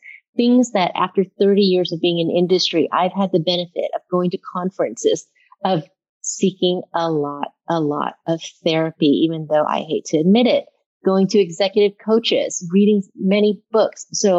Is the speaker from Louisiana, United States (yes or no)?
yes; Baton Rouge, Louisiana, United States; Rouge, Louisiana, which you would think would be one of the most racially charged states in America. But I grew up in the Black ghettos, and I went to school with lower middle class white folks.